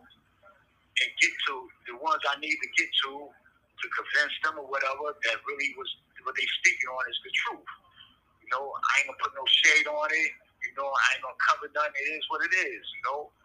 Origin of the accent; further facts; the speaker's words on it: New York City, New York, United States; an individual that I grew up with in Harlem